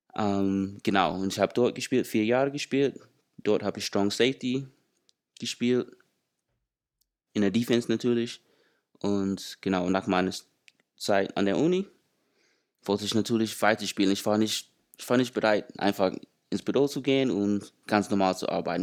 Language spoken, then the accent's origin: German; Atlanta, Georgia, United States; German is a second language; moved away as an adult; now in Germany; ich komme aus den USA, aus Atlanta, Georgia